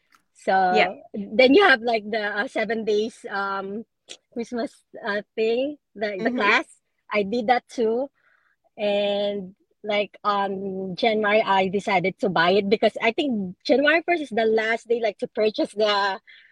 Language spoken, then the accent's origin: English; New Jersey, United States; I'm from New Jersey.